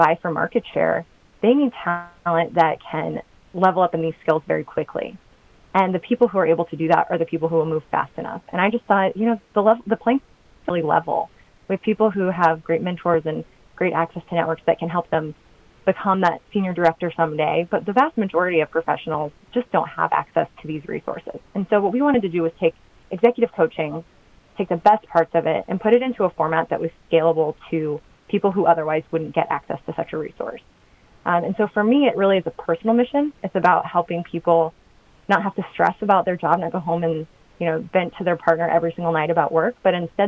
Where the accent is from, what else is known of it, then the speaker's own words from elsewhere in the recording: Kansas, United States; moved away as an adult; also born or lived in London / Washington, D.C. / San Francisco; I'm from Kansas, but during the economic recession, I moved to Washington, D.C.